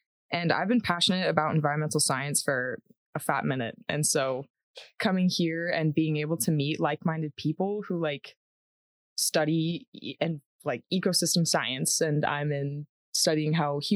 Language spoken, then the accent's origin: English; San Diego, California, United States; moved away as an adult; now in Colorado, United States; I'm from San Diego, California